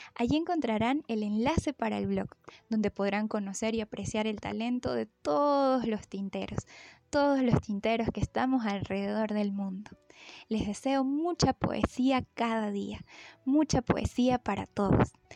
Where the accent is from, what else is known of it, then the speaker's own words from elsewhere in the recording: Mérida, Venezuela; Soy de Mérida, Venezuela